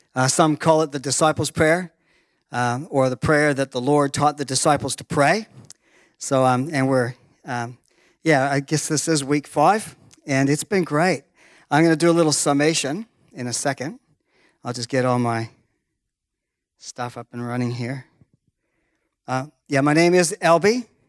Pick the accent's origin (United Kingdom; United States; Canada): Canada; I was born in Canada